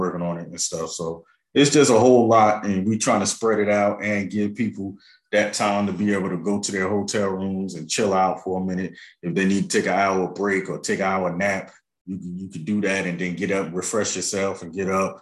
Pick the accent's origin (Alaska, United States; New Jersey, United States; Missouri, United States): New Jersey, United States; North; I'm from North New Jersey